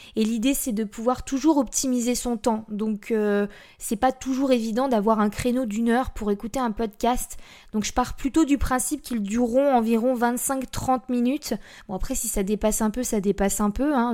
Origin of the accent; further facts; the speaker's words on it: Blois, Centre-Val de Loire, France; also born or lived in near Chambord; je suis née à Blois, donc Blois c'est dans le 41